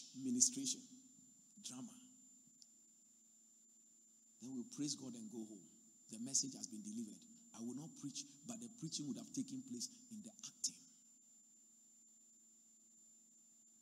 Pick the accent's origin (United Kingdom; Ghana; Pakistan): Ghana; Accra, Greater Accra; moved away; I come from Accra.